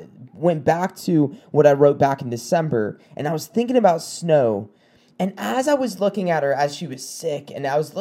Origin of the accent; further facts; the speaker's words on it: South Carolina, United States; moved away; I'm from South Carolina. We don't really get snow